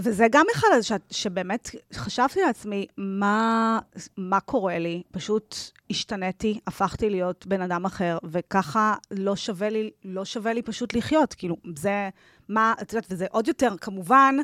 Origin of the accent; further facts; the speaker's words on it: Tel Aviv, Tel Aviv District, Israel; moved away; גדלתי ברמת אביב